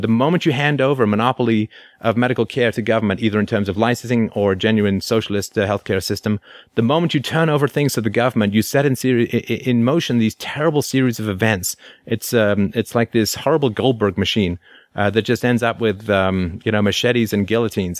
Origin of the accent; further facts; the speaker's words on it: England, United Kingdom; I grew up in in England in the 1970s